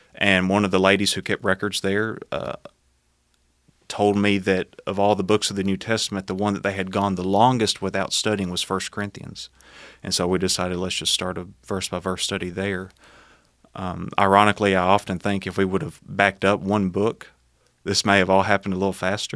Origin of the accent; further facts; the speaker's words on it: Smithville, Tennessee, United States; born and raised in Smithville, uh, Tennessee. Um, have lived all my life there, uh, still live there